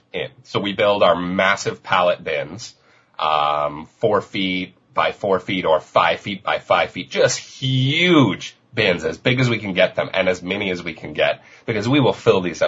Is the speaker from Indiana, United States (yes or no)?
no; Denver, Colorado, United States; also born or lived in Vancouver, Canada; now in Victoria, Canada; I'm originally from Denver, Colorado, and I moved